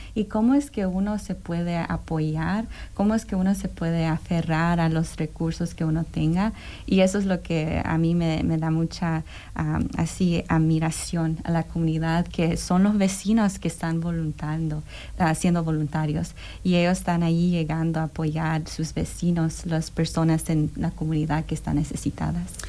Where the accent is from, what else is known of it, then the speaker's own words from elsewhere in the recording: Indiana, United States; also born or lived in New York City / El Salvador (parents) / Bloomington; now in Indianapolis, United States; yo soy ah, nacida en Nueva York, allí de New York City, ¿verdad? Pero yo ah, nací allí, pero soy muy orgullosamente de padres salvadoreños. Así que soy salvadoreña americana, pero ya éramos bien chiquitos, mi hermana y yo, cuando movimos aquí a Indiana.